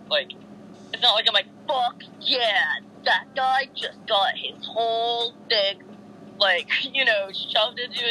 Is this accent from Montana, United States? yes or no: yes; Montana, United States; moved away; also born or lived in North Carolina; When I grew up in Montana